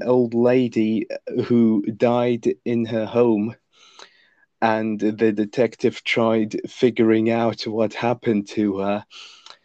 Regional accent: Lithuania; first language Lithuanian; English is a second language; my native language, Lithuanian

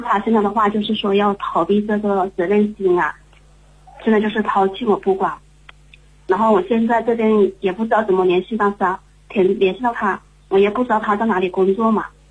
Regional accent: Hengyang, Hunan, China; 我来自湖南衡阳，湖南衡阳的

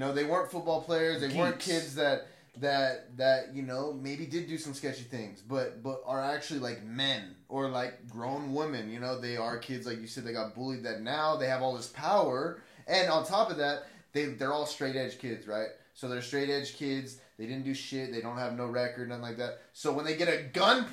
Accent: Blythe, California, United States; I grew up in Blythe

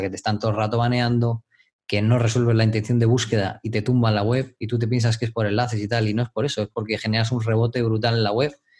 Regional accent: Madrid, Community of Madrid, Spain; moved away as an adult; also born or lived in Dominican Republic; soy de Madrid, España. Mm, em, viví en el extranjero, en República Dominicana, muchos años.

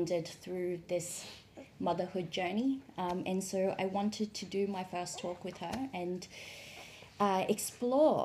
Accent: Melbourne, Victoria, Australia; now in Shanghai, China; I'm from Melbourne in Australia

